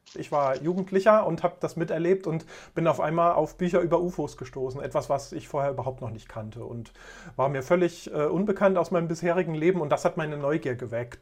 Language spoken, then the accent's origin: German; Germany; now in Thuringia, Germany; Ich bin sozusagen ein Kind der DDR. Ich bin also in einem anderen Land aufgewachsen